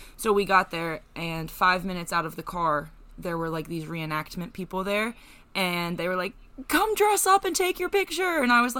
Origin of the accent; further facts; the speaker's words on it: Lancaster, Pennsylvania, United States; I'm from Lancaster